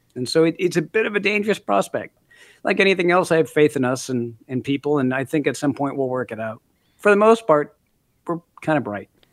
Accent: Minneapolis, Minnesota, United States; also born or lived in Canada; now in New Zealand; I grew up in Minneapolis for the most part

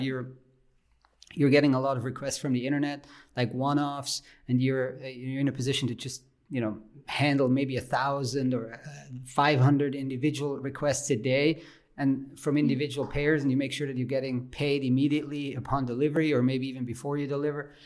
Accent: German-speaking Switzerland, Switzerland; English is a second language; I'm from the German speaking part of Switzerland

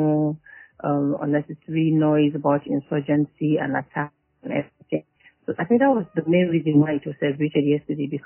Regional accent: Borno, Nigeria; I am from Borno State. I live in the state capital

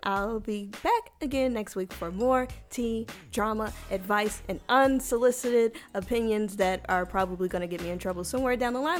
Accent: United States; I'm a black American, and I'm not angry about being American.

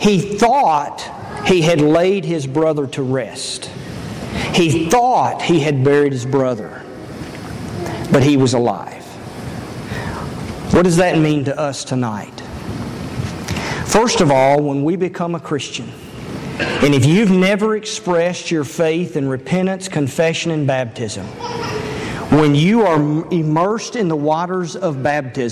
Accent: Elizabethtown, Kentucky, United States; moved away; I grew up in Elizabethtown, Kentucky

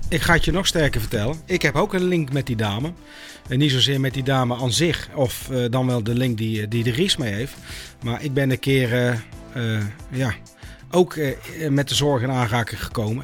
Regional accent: North Brabant, Netherlands; moved away; ik kom uit Brabant

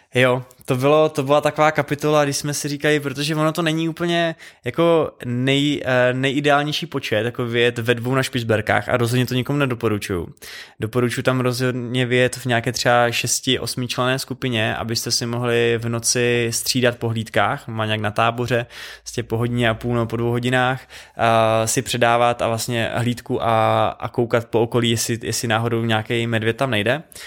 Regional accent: Czechia; jako dva Češi

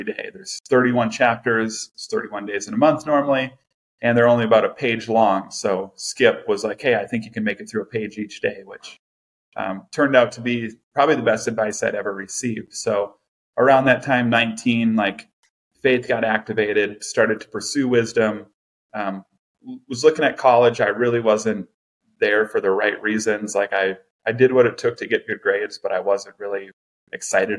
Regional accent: Farmington, Minnesota, United States; also born or lived in New Ulm, Minnesota; I was born in Minnesota. Grew up in a small town called New Ulm, Minnesota, a little German town. And in the third grade, we moved up to the Twin Cities because my dad got a job up in the cities. So we moved up to Farmington, Minnesota

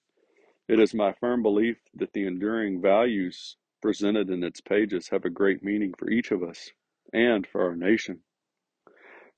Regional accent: United States; our country

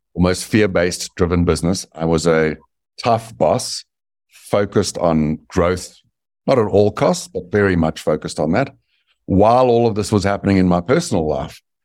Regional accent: South Africa; moved away as an adult; also born or lived in Dallas, Texas; now in United States; I was born in South Africa, and I had the good fortune of being born white in apartheid South Africa

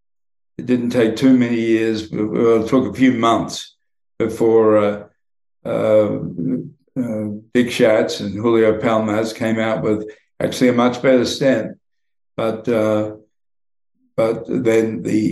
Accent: Queensland, Australia; moved away as an adult; now in United States; I toughened up growing up in the Australian bush

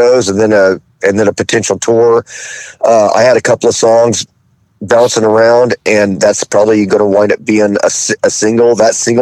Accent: Fayetteville, Arkansas, United States; moved away; also born or lived in San Francisco, California; I was growing up in Fayetteville, Arkansas

